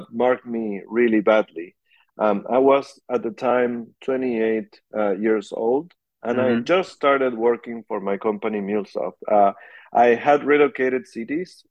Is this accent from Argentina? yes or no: yes; Argentina; moved away as an adult; now in California, United States; I am from Argentina. I live in California right now.